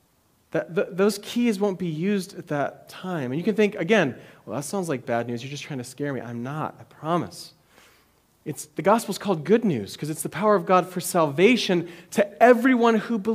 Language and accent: English; United States; as American Christians